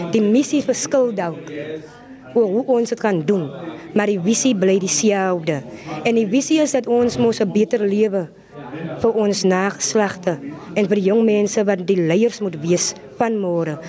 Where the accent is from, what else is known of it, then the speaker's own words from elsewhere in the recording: Voorstekraal, Western Cape, South Africa; Ek is van Voorstekraal